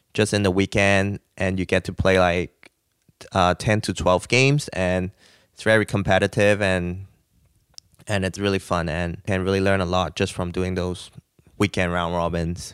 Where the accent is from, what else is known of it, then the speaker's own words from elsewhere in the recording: Hong Kong; moved away as an adult; also born or lived in Nashville / Los Angeles; now in United States; I'm originally from Hong Kong. I came to the United States like seven years ago